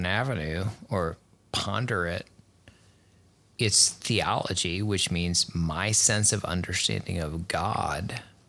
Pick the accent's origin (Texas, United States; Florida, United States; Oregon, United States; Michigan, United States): Texas, United States; also born or lived in Missouri / Rochester; See, that's hard because growing up in Texas and Missouri and back in Texas and then Rochester.